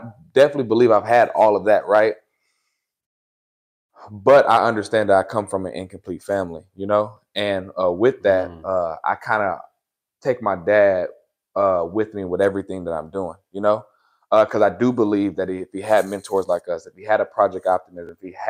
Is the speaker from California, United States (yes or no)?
yes; California, United States; also born or lived in Sacramento; coming from the Bay Area, and what I like about my journey is I like to just say at this point, I'm from Northern California because I've been to Sacramento. I moved to Sacramento in high school.